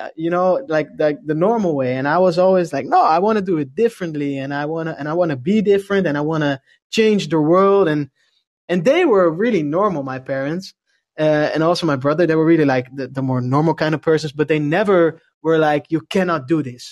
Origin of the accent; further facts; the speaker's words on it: Leiden, South Holland, Netherlands; also born or lived in Noordwijk; I'm from a city called Leiden. It's near Amsterdam